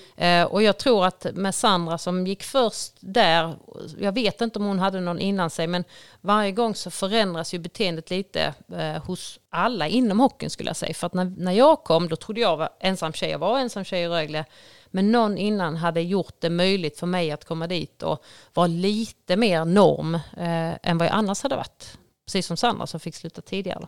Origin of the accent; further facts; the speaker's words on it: Ängelholm, Skåne, Sweden; jag är uppvuxen på Strutmarken, eh, väldigt nära ishallen